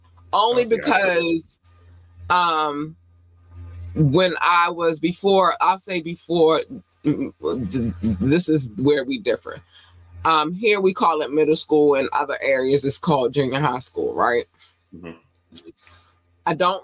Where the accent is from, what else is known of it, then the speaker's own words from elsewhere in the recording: Baltimore, Maryland, United States; also born or lived in North Carolina; I was born in North Carolina. We moved here when I was 8 going on 9. And so Baltimore raised me. I'm born in North Carolina, but I was raised here.